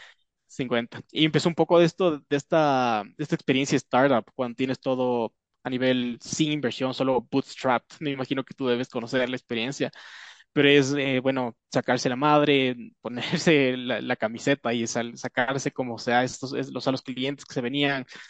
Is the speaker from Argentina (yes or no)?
no; Ecuador; yo soy acá de Ecuador